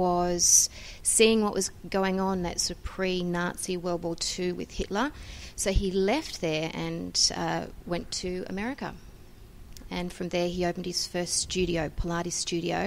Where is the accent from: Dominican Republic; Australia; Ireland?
Australia; Sydney, New South Wales; I come from Sydney, Australia.